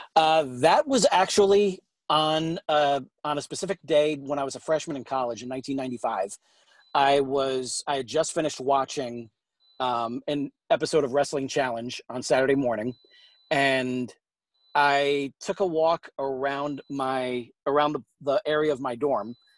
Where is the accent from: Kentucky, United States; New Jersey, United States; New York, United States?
New York, United States; now in St. Louis, United States; I am originally from New York, but I'm uh, currently based out of uh, St. Louis, Missouri